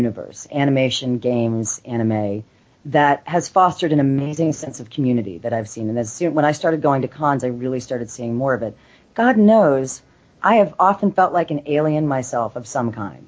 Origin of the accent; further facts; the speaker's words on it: Los Angeles, California, United States; I'm actually born and raised in Los Angeles